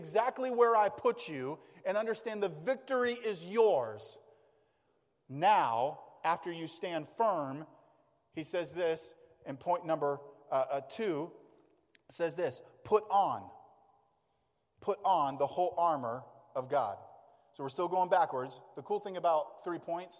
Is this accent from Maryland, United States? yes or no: no; Maine, United States; we grew up in Maine. So we grew up in the great outdoors